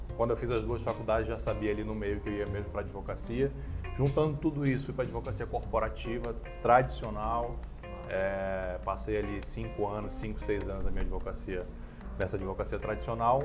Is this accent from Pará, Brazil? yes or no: no; Manaus, Amazonas, Brazil; now in Brasília, Brazil; eu sou manauara